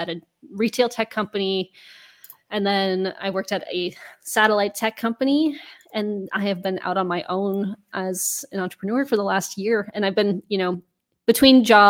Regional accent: Denver, Colorado, United States; moved away as an adult; also born or lived in Maine / Amsterdam; now in Netherlands; I'm originally from Denver, Colorado in the US

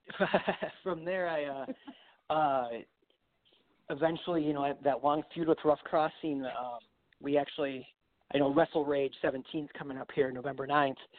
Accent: Grayslake, Illinois, United States; also born or lived in Paulsboro, New Jersey; I came back uh, right here in Illinois, where my hometown is, uh, Grays Lake

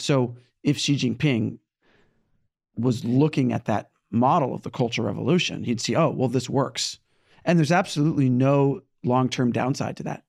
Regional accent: California, United States; now in New York, United States; I was born in California, and now I live in New York

